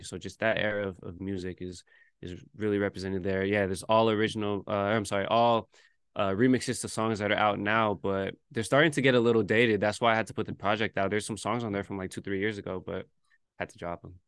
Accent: Bay Area, California, United States; born or raised there; moved away as an adult; now in New York, United States

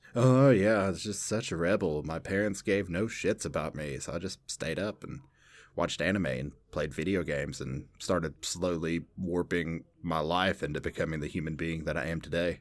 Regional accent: Southern, United States; accent: Southern; my overly Southern accent

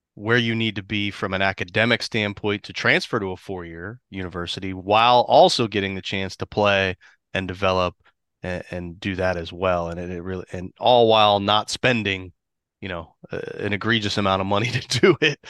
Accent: Columbus, Ohio, United States; moved away as an adult; also born or lived in Washington, D.C.; now in Florida, United States; grew up in Columbus

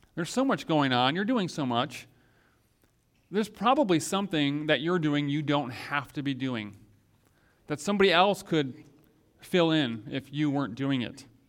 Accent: Grand Rapids, Michigan, United States; when I was growing up in Grand Rapids, Michigan

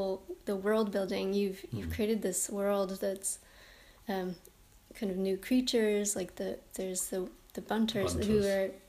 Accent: Kansas, United States; With growing up in Kansas.

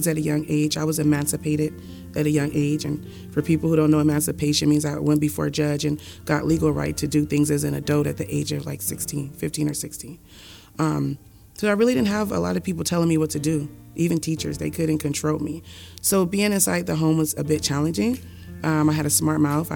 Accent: Oakland, California, United States; I grew up in Oakland in a single parent home

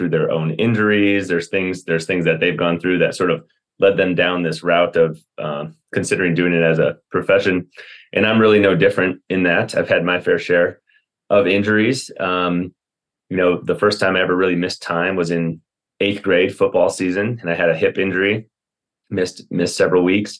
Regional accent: Wisconsin, United States; moved away as an adult; also born or lived in Atlanta / Chicago suburbs / Kansas City suburbs; now in Colorado, United States; I'm from Wisconsin originally, went to a school called Carroll and did it all right there.

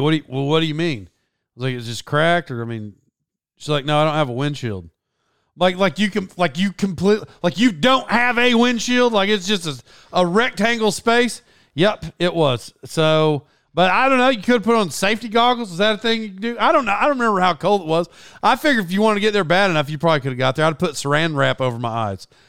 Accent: Tulsa, Oklahoma, United States; accent: twang; being from Oklahoma, I would imagine I don't sound, I, I'm sure I have a twang.

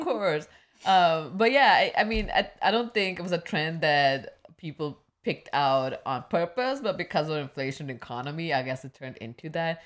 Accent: Midwest, United States; The growing up in Midwest

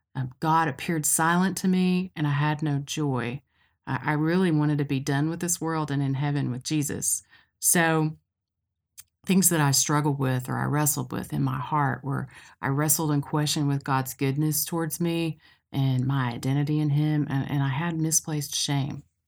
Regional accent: Cookeville, Tennessee, United States; moved away as an adult; now in Knoxville, United States; I grew up in Cookville in Middle Tennessee, and I came to Knoxville to go to school at U T

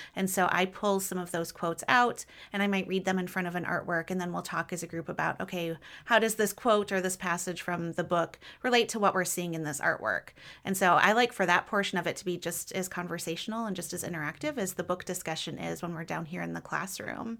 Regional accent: Michigan, United States; moved away as an adult; also born or lived in Dallas / Cincinnati; now in Louisville, United States; I grew up in Michigan

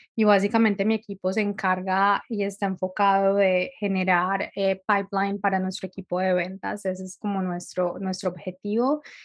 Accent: Medellín, Antioquia, Colombia; moved away as an adult; also born or lived in California; now in Dublin, Ireland; soy colombiana de Medellín, pero llevo viviendo afuera bastante tiempo

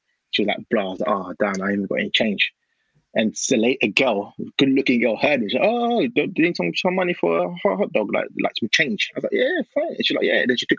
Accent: Ghana; Obviously, Ghana's great. I'm from Ghana. Christmas time in Ghana is unmatched.

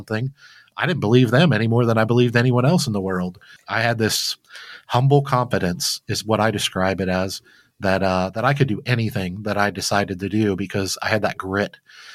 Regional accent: Flint, Michigan, United States; I grew up very poor in Flint, Michigan as a young kid

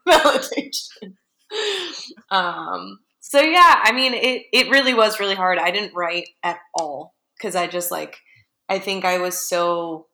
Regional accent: Phoenix, Arizona, United States; I'm from Phoenix

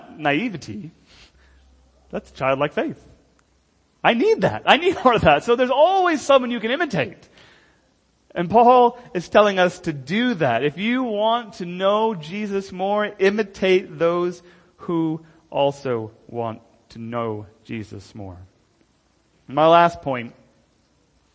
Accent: United States; moved away; I'm not an American first and then a Christian

